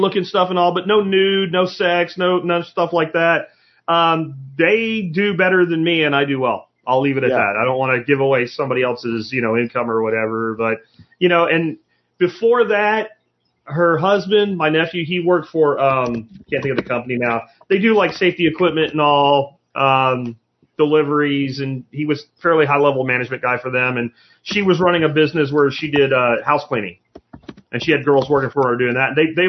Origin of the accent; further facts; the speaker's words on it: Jacksonville, Florida, United States; Wall ball we used to play with a racquetball when I was growing up in Jacksonville, Florida.